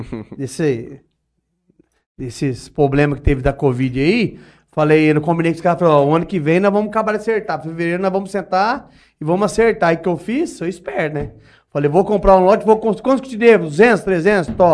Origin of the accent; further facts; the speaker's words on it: Urânia, São Paulo, Brazil; also born or lived in Guinjala; Então, eu sou, sou da Urânia, nasci na, nasci Guinjala, né, mas sou crescido e, ali na, nas Urânia, né